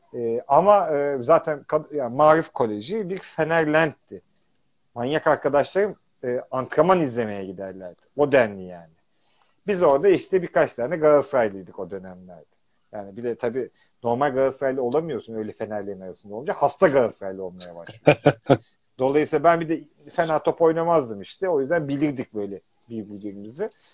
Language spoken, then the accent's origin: Turkish; Istanbul, Turkey; now in England; Kadıköylüyüm. Yani ben karşının çocuğuyum